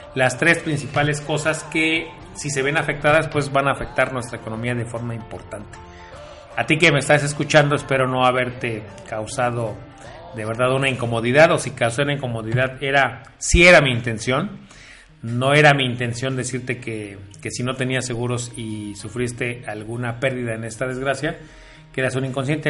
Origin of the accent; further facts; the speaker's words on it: Mexico; nosotros como mexicanos